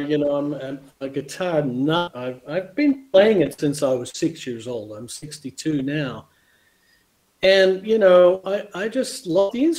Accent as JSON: {"language": "English", "town": "Canberra", "region": "Australian Capital Territory", "country": "Australia", "tie": "born or raised there", "also_born_or_lived": "Los Angeles, United States", "moved": "as an adult", "lives_now": "Spain", "said": "I grew up in Canberra"}